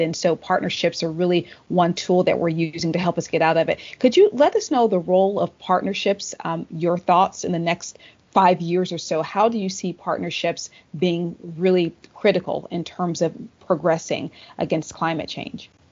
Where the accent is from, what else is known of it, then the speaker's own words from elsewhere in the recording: Tennessee, United States; the senator from my home state